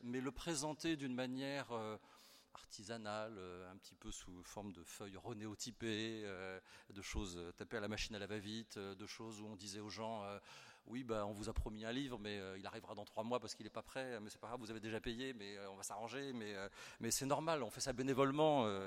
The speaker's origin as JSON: {"language": "French", "town": "Versailles", "region": "Île-de-France", "country": "France", "tie": "born or raised there", "moved": "as an adult", "lives_now": "Perpignan, France", "said": "je suis né à Versailles, mon épouse aussi, on a vécu quasiment toute notre vie à Versailles"}